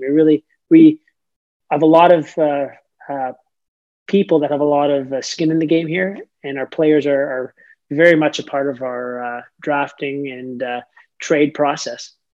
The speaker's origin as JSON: {"language": "English", "town": "Toronto", "region": "Ontario", "country": "Canada", "tie": "born or raised there", "moved": "yes", "lives_now": "Saint John, Canada", "said": "I'm from Toronto, Ontario, and uh, grew up a major, huge, huge hockey fan"}